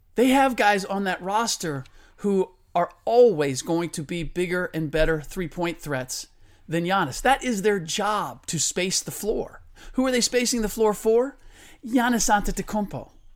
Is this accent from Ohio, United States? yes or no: yes; Cincinnati, Ohio, United States; moved away; I was born and raised in Cincinnati